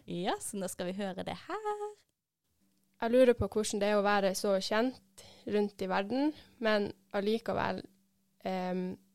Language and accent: Norwegian; Kristiansand, Agder, Norway; jeg er fra Kristiansand